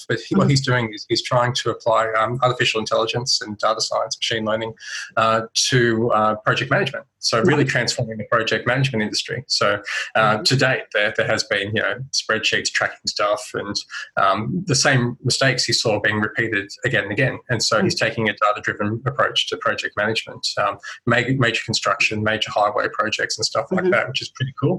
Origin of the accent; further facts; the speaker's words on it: Central Coast, New South Wales, Australia; I grew up on the Central Coast, New South Wales